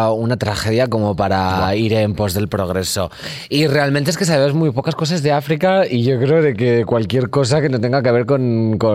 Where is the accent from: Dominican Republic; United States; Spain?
Spain; Magaluf, Balearic Islands; Sabes que yo me crié en Magaluf porque.